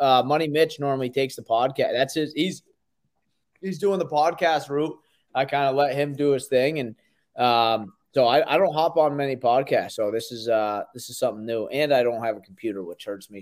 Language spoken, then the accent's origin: English; Vermont, United States; I grew up in Vermont.